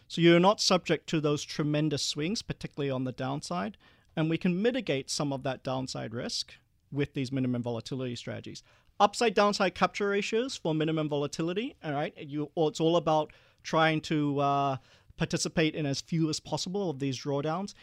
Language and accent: English; Perth, Western Australia, Australia; also born or lived in Malaysia; we were one of the first Asian families after the White Australia policy to move to Perth